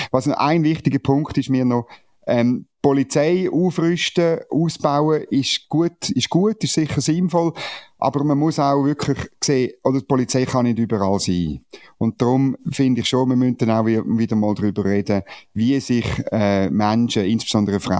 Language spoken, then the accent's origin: German; Central Switzerland, Switzerland; now in Bern, Switzerland; Ähm, ich komme ursprünglich aus der Innerschweiz.